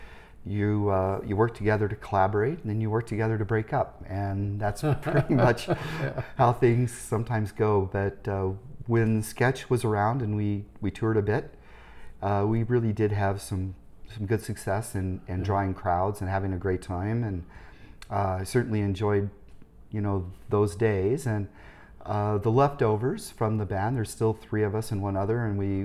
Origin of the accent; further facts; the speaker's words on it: Indianapolis, Indiana, United States; moved away as an adult; I was born and raised in Indianapolis